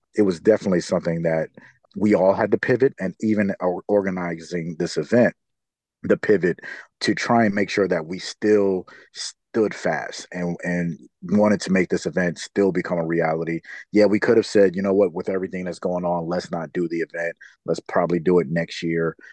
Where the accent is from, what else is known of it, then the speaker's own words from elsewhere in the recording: New York City, New York, United States; now in San Diego, United States; I'm from New York City